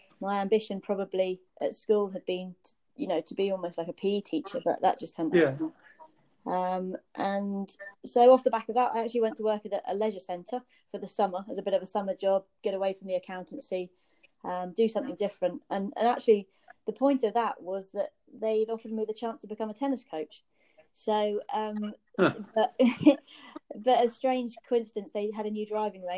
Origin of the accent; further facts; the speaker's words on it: Jersey; I was born in Jersey and I grew up here